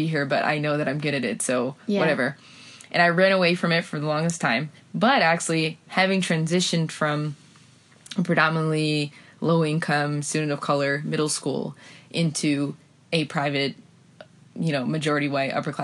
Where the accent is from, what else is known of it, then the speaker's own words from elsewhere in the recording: Providence, Rhode Island, United States; moved away as an adult; now in Madrid, Spain; I'm from Providence